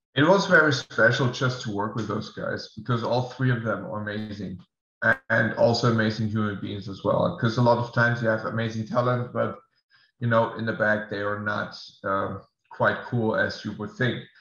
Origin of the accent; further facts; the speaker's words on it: Germany; English is a second language; moved away as an adult; now in United States; I have to move back to Germany first because of visa reasons as well. I cannot stay in the States. We'll move back to my hometown